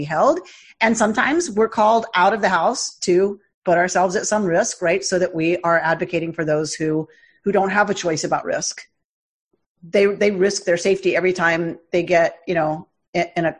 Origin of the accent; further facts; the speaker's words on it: United States; as Jews, as white American Jews